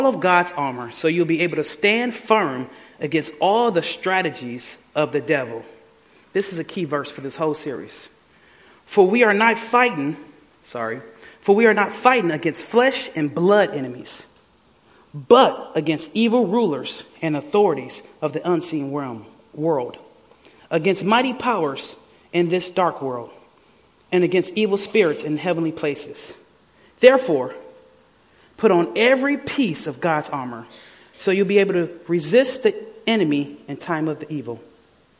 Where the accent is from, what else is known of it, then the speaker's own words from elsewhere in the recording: Detroit, Michigan, United States; I was born and raised in Detroit